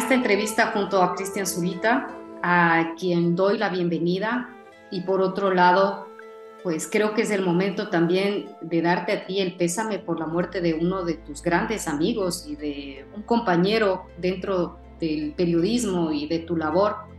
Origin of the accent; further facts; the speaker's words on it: Ecuador; los ecuatorianos a nivel mundial, los que estamos